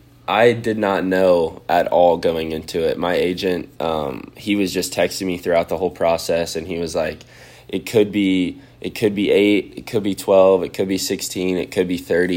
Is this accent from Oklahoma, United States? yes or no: no; Austin, Texas, United States; I was born and raised in Austin, grew up a Longhorn fan